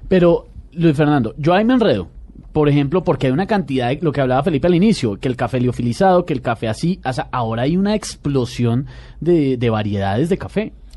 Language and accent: Spanish; Colombia; somos colombianos y orgullosos de que nuestro café es el mejor